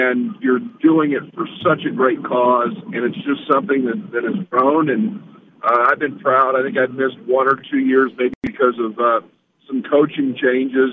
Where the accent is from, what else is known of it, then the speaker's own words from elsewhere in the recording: Kansas, United States; moved away; I grew up in Kansas